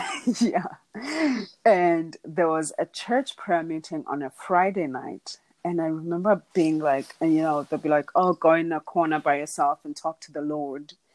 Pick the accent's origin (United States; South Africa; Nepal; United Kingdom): South Africa; Dala, Eastern Cape; But I am from South Africa. I'm from a small town called Dala in the Eastern Cape. Um, I was raised by my grandparents.